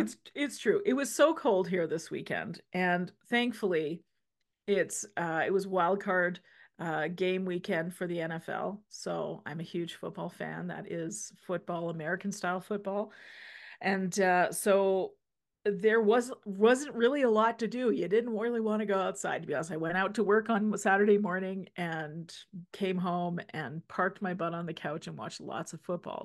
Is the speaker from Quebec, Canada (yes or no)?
no; Saskatchewan, Canada; now in Alberta, Canada; we're both from Saskatchewan